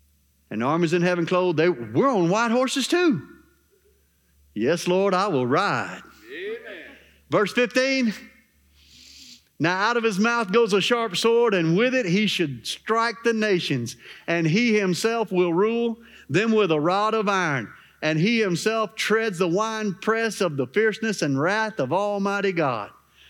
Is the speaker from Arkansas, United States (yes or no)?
yes; Arkansas, United States; Well, I'm from Arkansas, Pastor. Ain't nothing special in Arkansas.